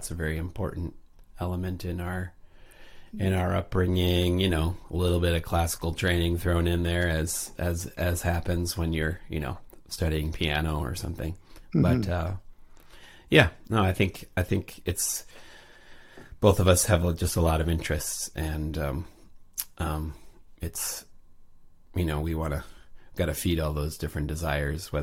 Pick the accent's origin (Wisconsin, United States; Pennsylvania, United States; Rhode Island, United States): Wisconsin, United States; moved away as an adult; also born or lived in New York; I grew up in Wisconsin, and so that, you know, the first half of my life, I lived there and moved to New York in 2003